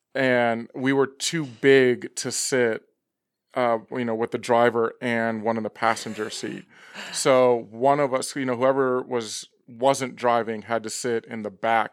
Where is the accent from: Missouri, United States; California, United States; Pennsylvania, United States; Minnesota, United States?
California, United States; Los Angeles; grew up for the most part in, um, northern San Fernando Valley.